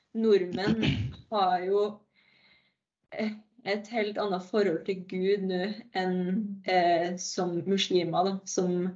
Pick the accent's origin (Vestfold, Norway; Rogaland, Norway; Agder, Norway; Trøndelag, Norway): Trøndelag, Norway; Verdal; moved away as an adult; now in Narvik, Norway; Jeg eh, kommer fra Verdalen